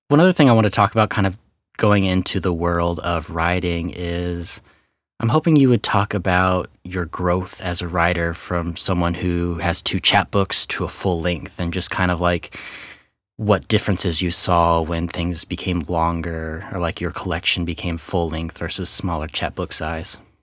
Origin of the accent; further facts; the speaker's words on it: Kansas City, Missouri, United States; moved away as an adult; also born or lived in Portland, Oregon; now in Texas, United States; born and raised in Kansas City area, Missouri side